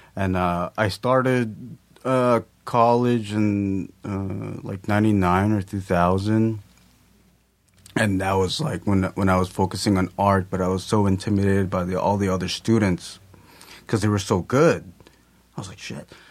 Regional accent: Lakewood, California, United States; also born or lived in Long Beach, California; I was born in Long Beach, uh, and then we moved to Lakewood, I think, when I was around three or four, something like that, and I've lived there up to now.

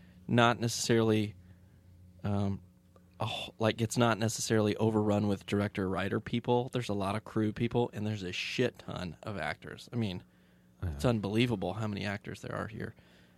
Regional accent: Tulsa, Oklahoma, United States; I'm from Tulsa, Oklahoma.

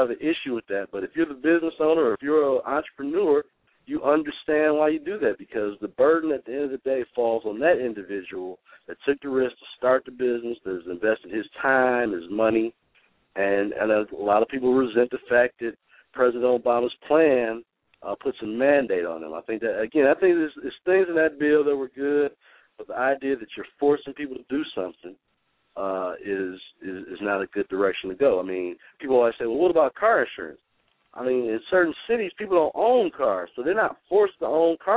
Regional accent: Detroit, Michigan, United States; I'm from Detroit. I went to the same school you did

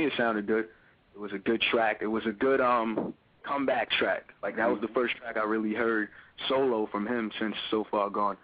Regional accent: New York City, New York, United States; from Brooklyn, New York

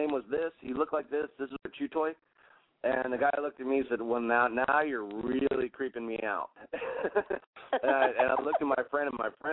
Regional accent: Gettysburg, Pennsylvania, United States; also born or lived in Elizabeth, New Jersey / Galveston Island, Texas; now in Galveston, United States; I grew up on the Gettysburg battlefield

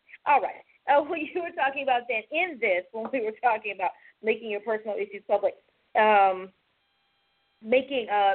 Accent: United States; we're American citizens

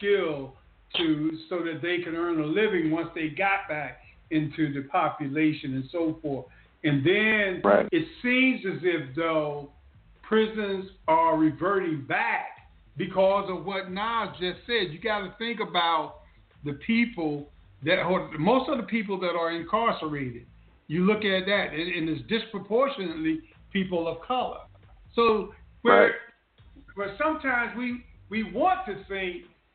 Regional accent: the South, United States; I was born in the South

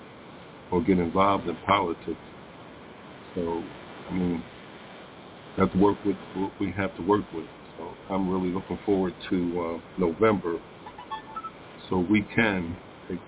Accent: Philadelphia, Pennsylvania, United States; moved away; I was growing up in Philadelphia

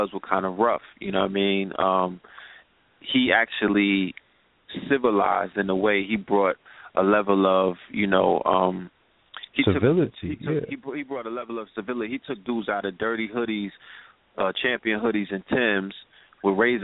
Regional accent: New York City, New York, United States; we were raised in Bed-Stuy, but we were raised in Flatbush

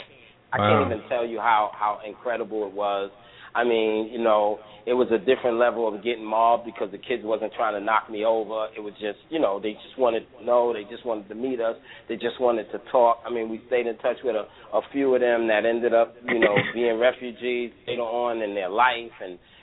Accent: United States; I'm an American. I was born here. I love what I am, and I love being in this country

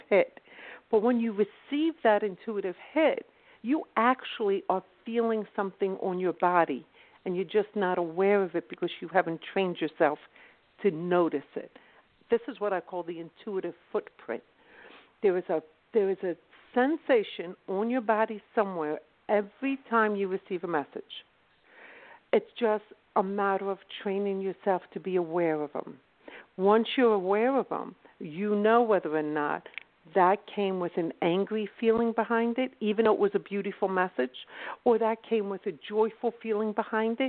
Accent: Philadelphia, Pennsylvania, United States; accent: UK sound; I'm actually from South Philadelphia

